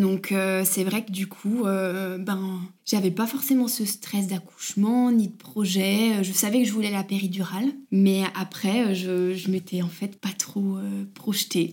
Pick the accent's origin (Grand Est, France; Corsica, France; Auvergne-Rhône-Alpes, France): Auvergne-Rhône-Alpes, France; Bourg-en-Bresse; moved away as an adult; now in Arenthon, France; nous on vient pas du tout de la région de Haute-Savoie, on est de l'Ain vers Bourg-en-Bresse.